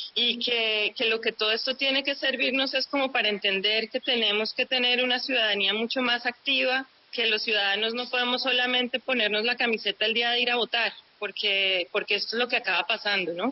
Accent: Colombia; somos los colombianos

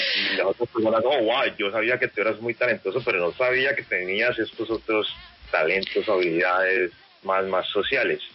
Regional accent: Cali, Valle del Cauca, Colombia; estando en Cali y con la influencia de los equipos de Cali, creciendo en Cali

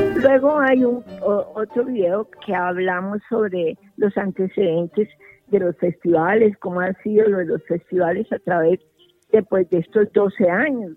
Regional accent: Cali, Valle del Cauca, Colombia; a nosotros como colombianos y especialmente con caleños

